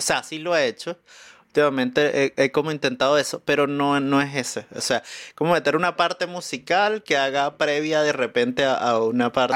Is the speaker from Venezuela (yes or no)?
yes; Venezuela; moved away as an adult; now in Chile; allá en Venezuela, eh, mi familia era de un pueblo en Oriente